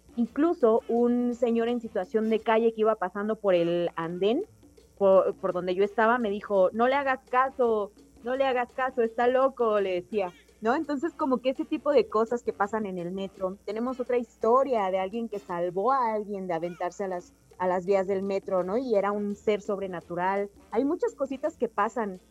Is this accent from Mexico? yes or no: yes; Oaxaca, Mexico; yo soy de Oaxaca